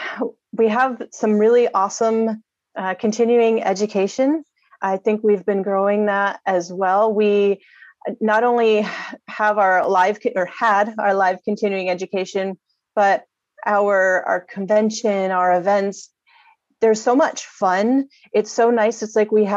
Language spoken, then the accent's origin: English; New York, United States; moved away as an adult; now in Santa Fe Springs, United States; I'm actually from New York originally, and I came out to California about 11 years ago now